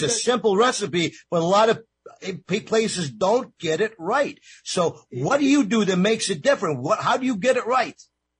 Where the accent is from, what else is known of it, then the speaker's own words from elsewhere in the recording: New York, United States; You know, I'm from New York. I'm used to New York-style pizza.